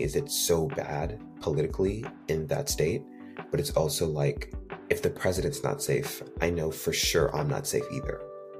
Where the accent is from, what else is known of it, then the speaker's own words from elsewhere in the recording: New York City, New York, United States; also born or lived in Haiti; I'm 17, and I was born in the United States. I was born in Queens, New York, but I've got to grow up with the duality of Haitian culture